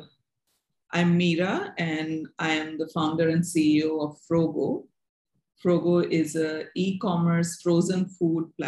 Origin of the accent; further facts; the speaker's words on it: Ahmedabad, Gujarat, India; I grew up in Ahmedabad